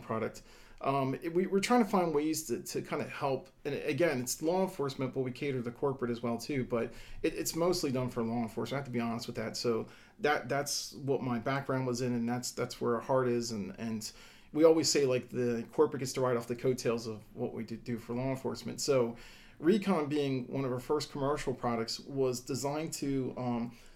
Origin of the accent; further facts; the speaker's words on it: Delaware, United States; I was born and raised in Delaware